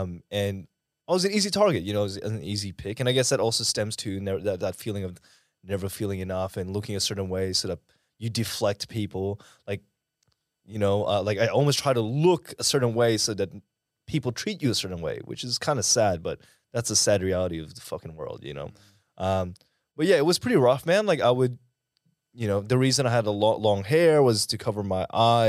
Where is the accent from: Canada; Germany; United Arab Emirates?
United Arab Emirates; Dubai; now in Australia; Well, so I grew up in the Middle East. I actually grew up in Dubai. I was there for about 7-8 years.